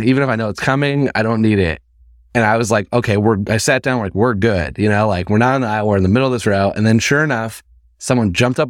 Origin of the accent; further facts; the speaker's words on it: Indiana, United States; Like I moved from Indiana. So it's like, it's a culture shock in itself.